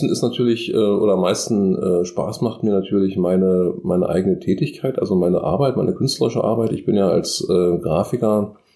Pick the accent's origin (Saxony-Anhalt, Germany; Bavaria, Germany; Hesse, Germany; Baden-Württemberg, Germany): Saxony-Anhalt, Germany; Magdeburg; ich komme aus dem Norden, also nicht ganz aus dem Norden, sondern aus Magdeburg.